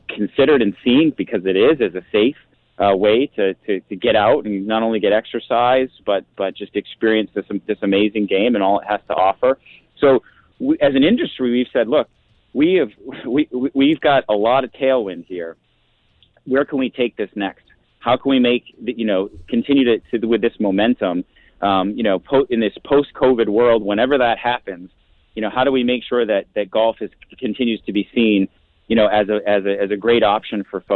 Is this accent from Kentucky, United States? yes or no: no; Massachusetts, United States; moved away; I'm from Massachusetts.